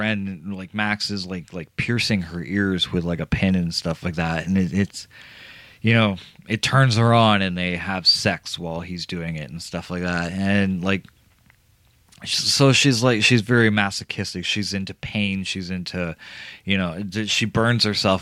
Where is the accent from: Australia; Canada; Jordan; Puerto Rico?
Canada; I'm Canadian